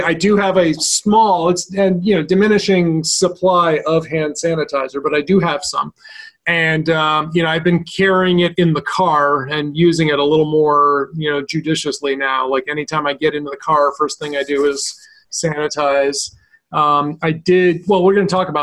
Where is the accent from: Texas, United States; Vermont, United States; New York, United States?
Vermont, United States; in my home state of Vermont